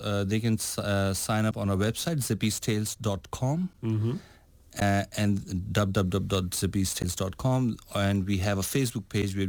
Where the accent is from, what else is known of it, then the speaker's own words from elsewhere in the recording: India; I'm coming from India, living in India, and I've traveled around Europe